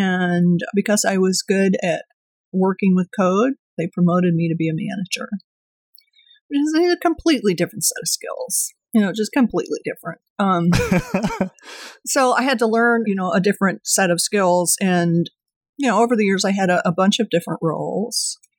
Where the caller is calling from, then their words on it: Duluth, Minnesota, United States; I am joining you from lovely, lively Duluth, Minnesota.